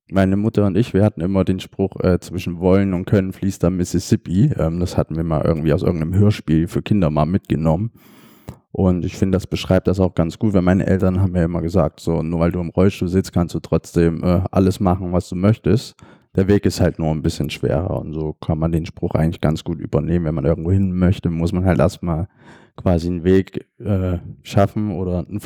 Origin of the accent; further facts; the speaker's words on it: Dresden, Saxony, Germany; now in Hamburg, Germany; ich komme ursprünglich aus Dresden, ähm, wohne aber jetzt schon acht Jahre in Hamburg